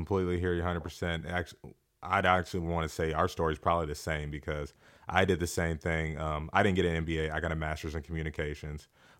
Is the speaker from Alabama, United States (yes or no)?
no; Wichita, Kansas, United States; And a lot of you know I'm from Wichita, Kansas. Wichita is not a fitness mecca.